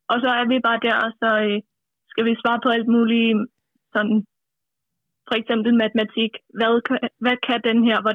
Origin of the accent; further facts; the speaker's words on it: between Roskilde and Holbæk, Zealand, Denmark; Mellem Roskilde og Holbæk.